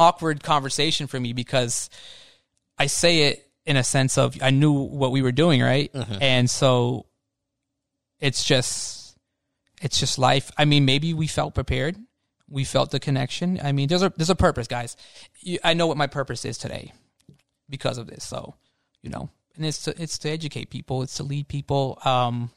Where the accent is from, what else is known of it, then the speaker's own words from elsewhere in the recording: Florida, United States; I'm from Florida